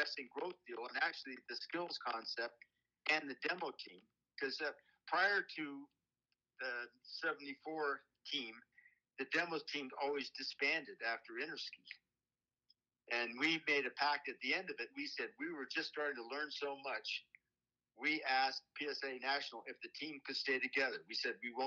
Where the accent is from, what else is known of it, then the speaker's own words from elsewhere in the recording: California, United States; I grew up in California